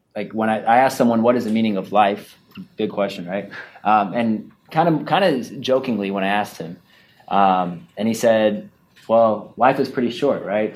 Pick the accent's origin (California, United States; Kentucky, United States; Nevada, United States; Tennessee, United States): Nevada, United States; Las Vegas; sitting back home in Las Vegas